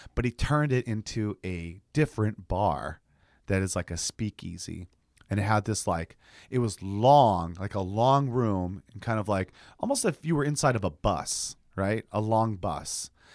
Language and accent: English; United States; I'm that American